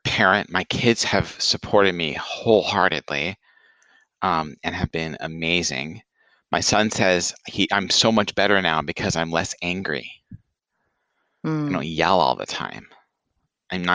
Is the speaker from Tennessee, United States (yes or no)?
yes; Franklin, Tennessee, United States; moved away; my hometown, Franklin, Tennessee